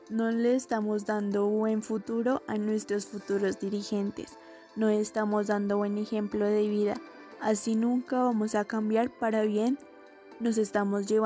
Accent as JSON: {"language": "Spanish", "country": "Colombia", "said": "Y todos por igual, ricos o pobres, todos somos colombianos"}